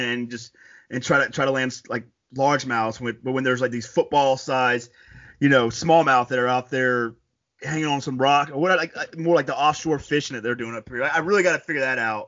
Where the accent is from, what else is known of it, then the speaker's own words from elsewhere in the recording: Florida, United States; now in New York, United States; I tell people I'm a New Yorker now, but like, I'm from Florida